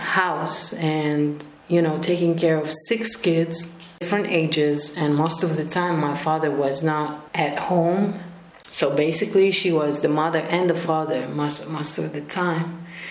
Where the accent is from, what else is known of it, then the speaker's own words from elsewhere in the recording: Rif Dimashq, Syria; also born or lived in Lebanon / Jordan / Palestine; We were moving as a family between Lebanon, Syria, Jordan, and Palestine. I was born in Damascus, in the countryside. We used to live in Khan al-Sheikh refugee camp, but we also lived a few years in Al Yarmouk refugee camp.